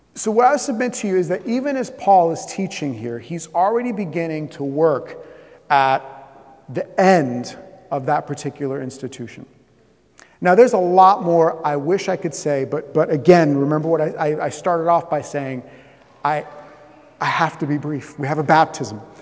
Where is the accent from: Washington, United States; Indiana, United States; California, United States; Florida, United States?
Florida, United States; Southeast; moved away; I'm from Florida. I grew up in, in, in, Southeast Florida